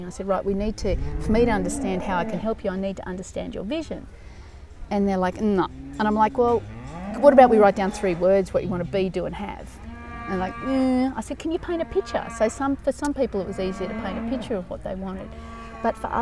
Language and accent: English; Walker, Australia; also born or lived in United States; I only grew up in Walker, not far from here